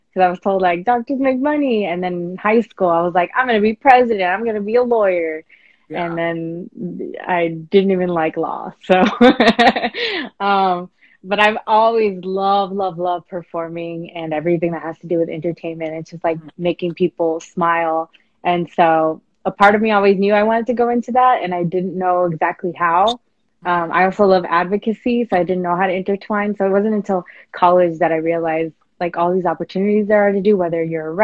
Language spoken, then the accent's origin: English; West Covina, California, United States; I grew up in West Covina. I'm a San Gabriel Valley girl. I've been here my whole life.